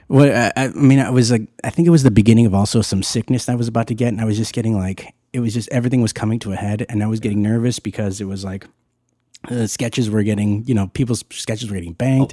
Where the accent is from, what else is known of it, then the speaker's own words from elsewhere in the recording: Whittier, California, United States; right here in Whittier